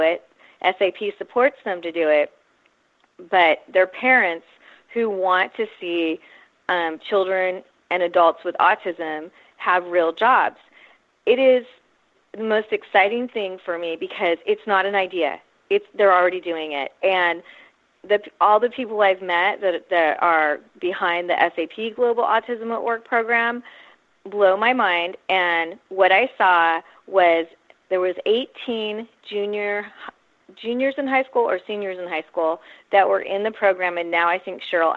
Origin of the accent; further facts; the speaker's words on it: Silicon Valley, California, United States; moved away as an adult; now in San Diego, United States; I'm actually from Silicon Valley, though I've lived in San Diego since I went to college here in 87